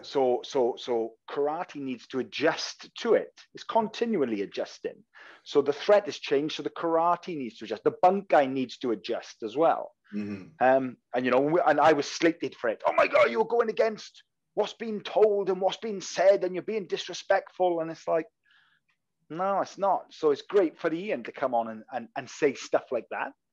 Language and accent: English; Wales, United Kingdom; accent: Welsh; I'm Welsh, so I've got a Welsh accent